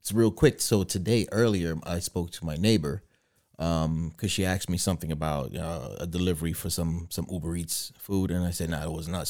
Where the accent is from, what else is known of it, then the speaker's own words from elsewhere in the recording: Guyana; moved away; I remember growing up in Guyana when I was a, when I was a child